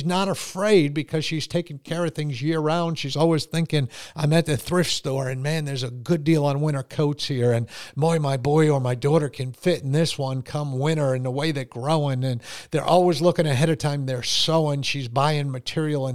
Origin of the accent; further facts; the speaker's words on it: Connecticut, United States; I grew up in Connecticut in a very poor family